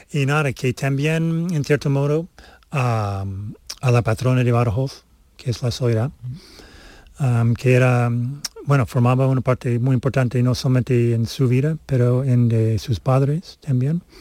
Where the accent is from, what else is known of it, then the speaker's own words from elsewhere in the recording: Canada; born there; Mm, nací en Canadá y por eso tengo la nacionalidad de, Canadá.